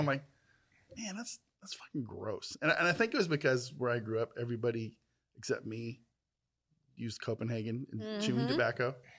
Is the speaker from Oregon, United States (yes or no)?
yes; Southern Oregon, United States; In Southern Oregon. Because, very rural, very farm.